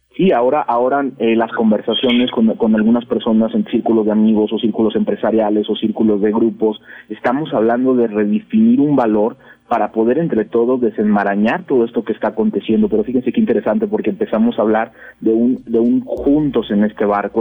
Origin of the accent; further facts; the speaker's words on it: Mexico; como mexicanos, dentro de este país, de este entorno